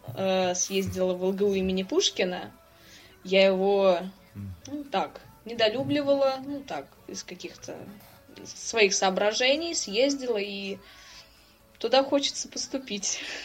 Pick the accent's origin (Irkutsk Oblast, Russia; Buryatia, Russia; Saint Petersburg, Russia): Saint Petersburg, Russia; как и любой петербуржец